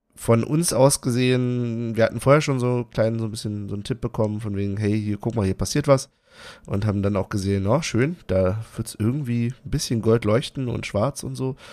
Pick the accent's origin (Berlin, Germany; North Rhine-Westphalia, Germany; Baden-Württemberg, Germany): Berlin, Germany; Ich, ich bin Berliner